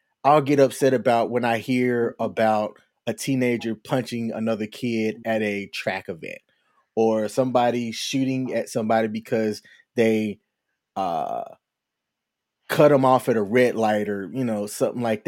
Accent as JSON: {"language": "English", "region": "the South", "country": "United States", "tie": "born or raised there", "said": "I grew up in the South, Southern Baptist"}